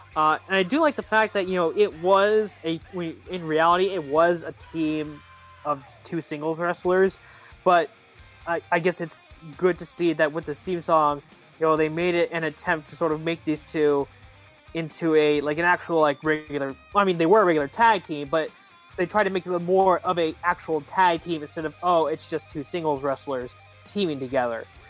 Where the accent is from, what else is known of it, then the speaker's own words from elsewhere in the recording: Wilkes-Barre, Pennsylvania, United States; my hometown of, my hometown of uh, Wilkes-Barre